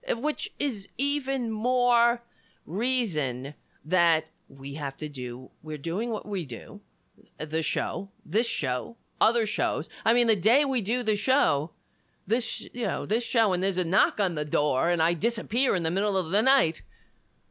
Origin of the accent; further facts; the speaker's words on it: United States; This is my country, our country